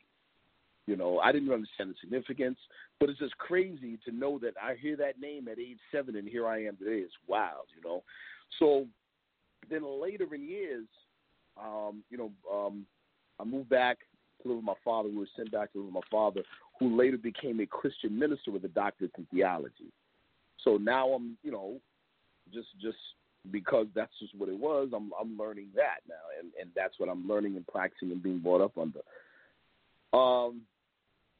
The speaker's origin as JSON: {"language": "English", "area": "Long Beach, Los Angeles", "region": "California", "country": "United States", "tie": "born or raised there", "also_born_or_lived": "New York", "said": "I was born out west. I was born in Long Beach, California, and then came to live with my father at age 4 in New York. And then 3 years later, was back in L.A. with my mother"}